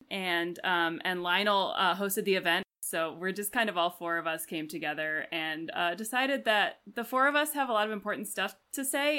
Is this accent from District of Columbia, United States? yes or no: yes; Washington, District of Columbia, United States; now in Chicago, United States; I am from Washington, D C, but I live in Chicago